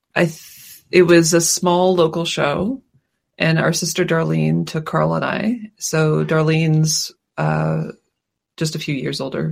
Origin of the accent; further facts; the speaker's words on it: Halifax, Nova Scotia, Canada; We live in we grew up in Halifax